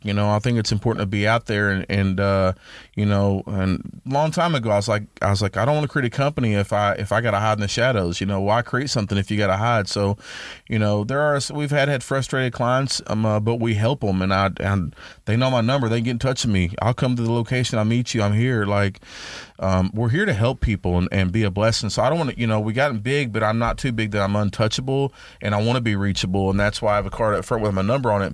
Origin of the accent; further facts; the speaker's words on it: Dallas, Texas, United States; moved away as an adult; now in Tyler, United States; I'm from Dallas. I've been here since, you know, two thousand nine